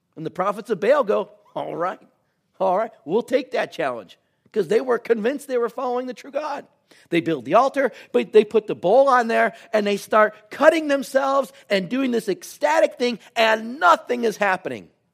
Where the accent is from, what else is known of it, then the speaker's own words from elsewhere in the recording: United States; we're from Washington